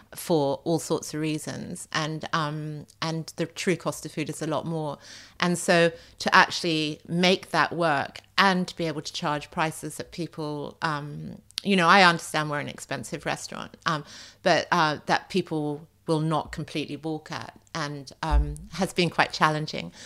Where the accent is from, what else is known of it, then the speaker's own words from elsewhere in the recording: Australia; also born or lived in France; now in London, United Kingdom; I grew up in Australia